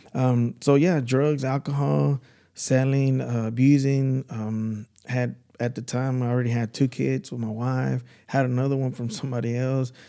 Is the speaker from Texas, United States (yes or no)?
yes; Dallas, Texas, United States; I'm from Dallas.